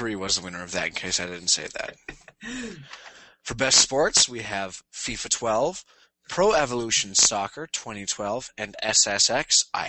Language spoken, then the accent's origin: English; Minnesota, United States